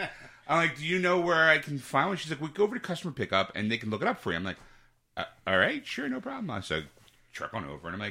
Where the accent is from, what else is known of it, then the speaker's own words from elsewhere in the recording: Philadelphia, Pennsylvania, United States; I'm from Philly